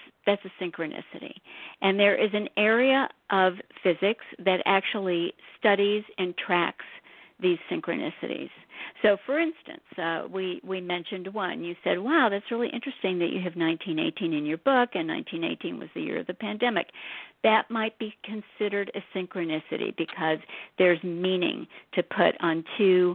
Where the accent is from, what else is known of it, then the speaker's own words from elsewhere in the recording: St. Louis, Missouri, United States; I grew up in St. Louis.